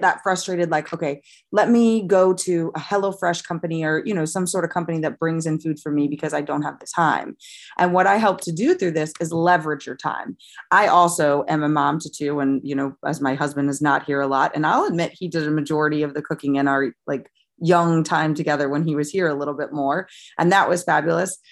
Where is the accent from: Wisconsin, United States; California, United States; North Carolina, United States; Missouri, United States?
Missouri, United States; St. Louis; moved away as an adult; also born or lived in Rhode Island; now in Jacksonville, United States; I'm from Saint Louis, Missouri, where I grew up. I was basically born and raised there until I was twenty-four when I joined the Navy.